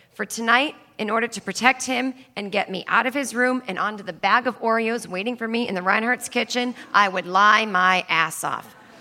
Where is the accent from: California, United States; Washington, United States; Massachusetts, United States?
Massachusetts, United States; Needham; I grew up in Needham, Massachusetts